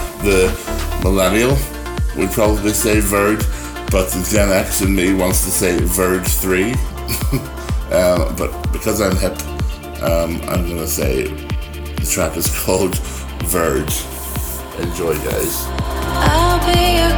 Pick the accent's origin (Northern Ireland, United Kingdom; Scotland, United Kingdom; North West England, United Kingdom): Northern Ireland, United Kingdom; I'm from the British Isles. I'm from Northern Ireland.